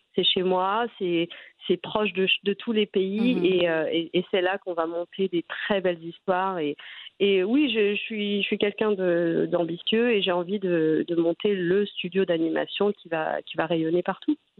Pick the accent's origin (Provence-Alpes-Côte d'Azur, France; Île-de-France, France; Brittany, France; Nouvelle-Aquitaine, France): Île-de-France, France; Trappes; moi, j'ai grandi à Trappes, hein, mhm. en banlieue parisienne